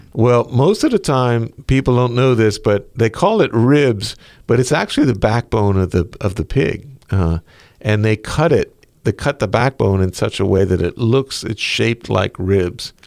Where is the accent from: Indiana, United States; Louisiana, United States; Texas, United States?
Louisiana, United States; Diocese of Lafayette; now in New Orleans, United States; I grew up in the Diocese of Lafayette